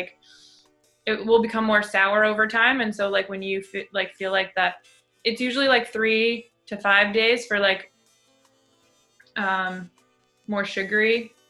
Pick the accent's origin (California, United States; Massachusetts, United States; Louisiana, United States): Massachusetts, United States; Central; moved away as an adult; also born or lived in Seattle; moving home to Massachusetts where we grew up